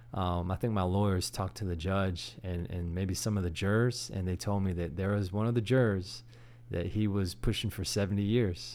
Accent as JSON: {"language": "English", "town": "Sugar Land", "region": "Texas", "country": "United States", "tie": "born or raised there", "also_born_or_lived": "San Antonio", "said": "I grew up here in, in Houston, actually in Sugarland"}